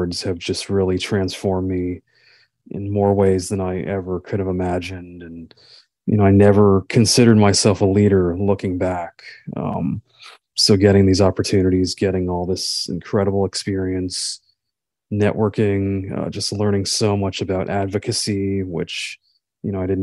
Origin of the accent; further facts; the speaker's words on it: Wesley Chapel, Florida, United States; I'm from Florida, from Wesley Chapel, Florida